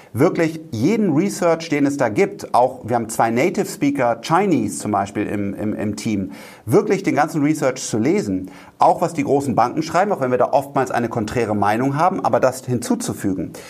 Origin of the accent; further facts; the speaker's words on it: Rhineland, Germany; ich bin Rheinländer